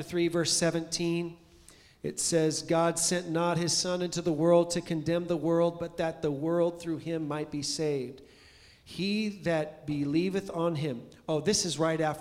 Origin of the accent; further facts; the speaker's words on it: California, United States; We're from California